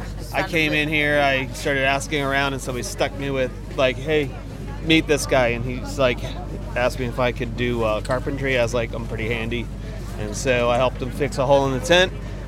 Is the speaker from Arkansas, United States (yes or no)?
no; Maryland, United States; now in Florida, United States; I am from Maryland, but I live in Florida, in the U.S.